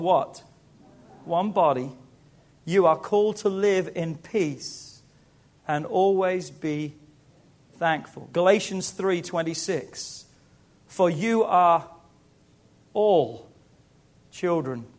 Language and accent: English; England, United Kingdom; moved away as an adult; now in United States; Growing up in England